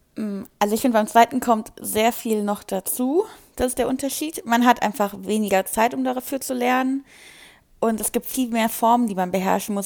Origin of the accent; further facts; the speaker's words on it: Wiesbaden, Hesse, Germany; Ich komme aus Wiesbaden